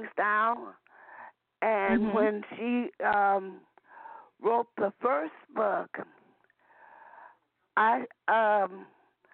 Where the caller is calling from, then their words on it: Peoria, Illinois, United States; I'm calling from Peoria, Illinois.